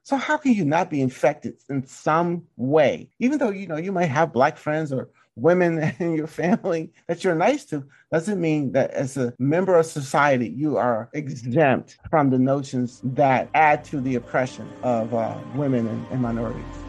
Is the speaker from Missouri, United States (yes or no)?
no; Mississippi, United States; I'm from Mississippi